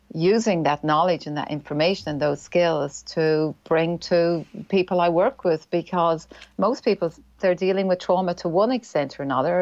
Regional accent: Ireland; accent: Irish; moved away as an adult; now in New Zealand; I'm Irish. That's the accent.

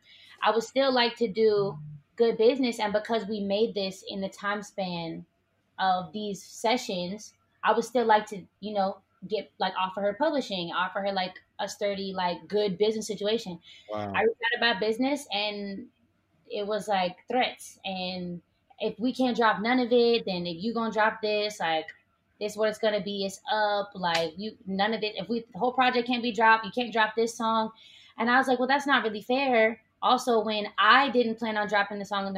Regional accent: Oakland, California, United States; growing up in Oakland

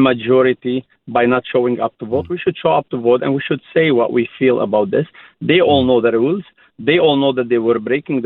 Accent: Lebanon; now in Canada; I immigrated from Lebanon

